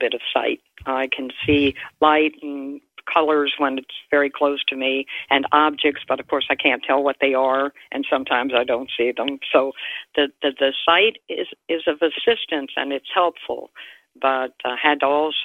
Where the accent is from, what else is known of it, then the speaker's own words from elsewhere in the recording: Baltimore, Maryland, United States; I'm a Baltimorean. We lived in Baltimore City until about 19 years ago when we moved out here to this residence where we live